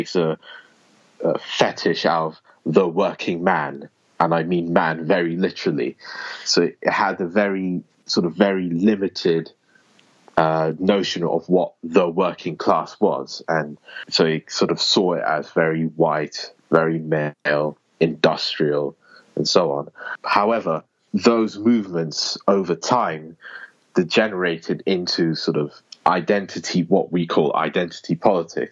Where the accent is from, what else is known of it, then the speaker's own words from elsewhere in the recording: United Kingdom; I'm from Britain, or the United Kingdom